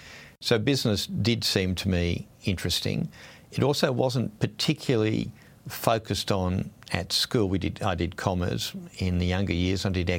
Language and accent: English; Sydney, New South Wales, Australia; also born or lived in Brisbane; I grew up in Sydney largely, a little bit in Brisbane, but largely in Sydney in the 60s and 70s. It was in suburban life.